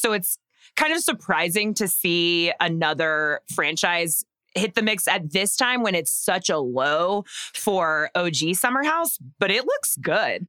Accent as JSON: {"language": "English", "region": "Texas", "country": "United States", "tie": "born or raised there", "said": "I grew up in Texas"}